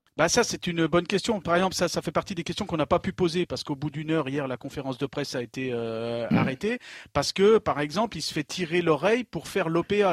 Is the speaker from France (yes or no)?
yes; Savoie, Auvergne-Rhône-Alpes, France; now in Lyon, France; chez moi en Savoie dans les années 80